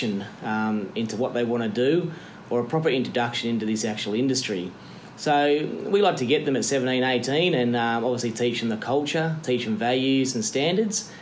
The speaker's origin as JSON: {"language": "English", "town": "Camden", "region": "New South Wales", "country": "Australia", "said": "I'm from Camden"}